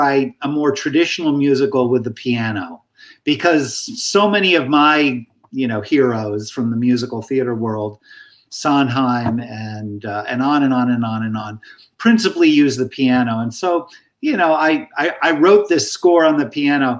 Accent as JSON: {"language": "English", "town": "Meriden", "region": "Connecticut", "country": "United States", "tie": "born or raised there", "said": "it was a public high school in my hometown of Meriden, Connecticut"}